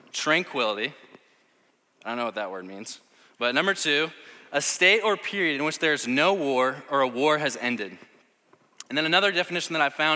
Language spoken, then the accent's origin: English; St. Louis, Missouri, United States; I'm from St. Louis